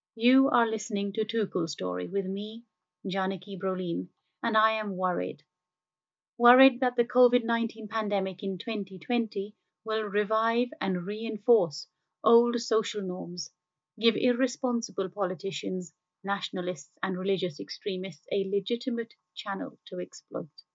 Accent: India; I grew up in India

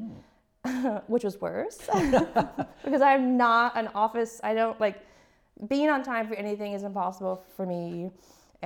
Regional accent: Texas, United States; moved away; I'm from Texas

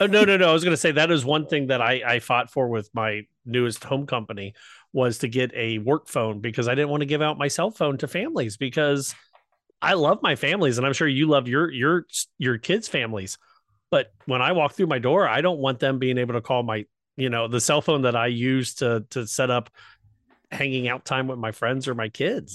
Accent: Southwest Ohio, United States; accent: Southwest Ohio; my Southwest Ohio ness, my hillbilliness

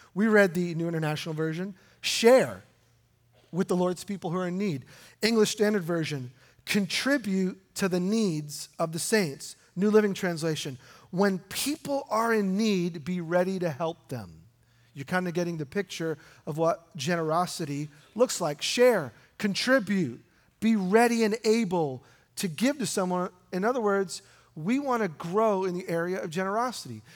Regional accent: New York, United States; I grew up in New York

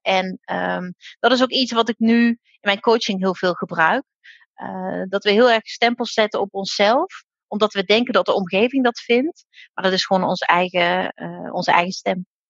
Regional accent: Limburg, Netherlands; now in Drenthe, Netherlands; Ik ben zelf een Limburgse, dus nou, ik kom wel echt ver van hier

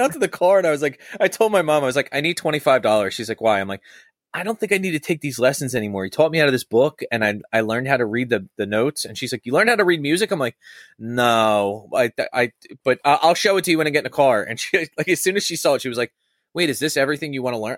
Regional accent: Churchville, Pennsylvania, United States; I grew up in Churchville.

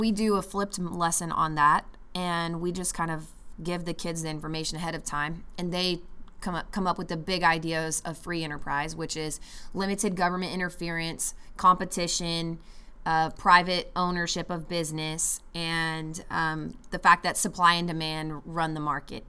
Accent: United States; as an American

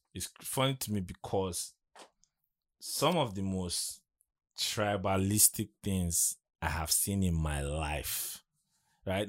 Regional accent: Adamawa, Nigeria; I'm from Adamawa

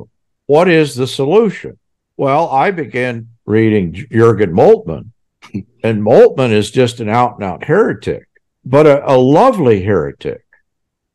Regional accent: Texas, United States; I'm ignorant kid from Texas

